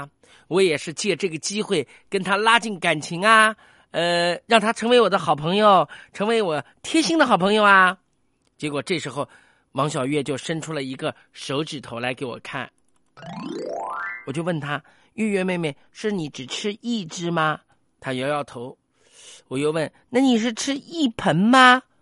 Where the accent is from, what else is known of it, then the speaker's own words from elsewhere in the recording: Nanjing, Jiangsu, China; 我们南京人特别爱吃